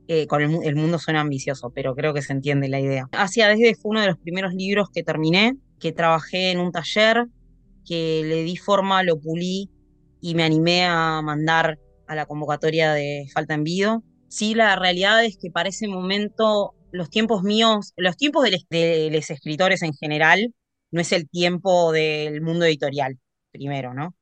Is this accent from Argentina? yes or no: yes; Tandil, Buenos Aires Province, Argentina; yo soy de Tandil, provincia de Buenos Aires